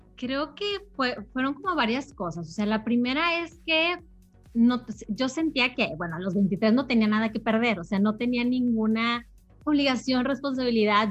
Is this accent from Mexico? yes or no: yes; Monterrey, Nuevo León, Mexico; yo soy de Monterrey, soy de Monterrey, Nuevo León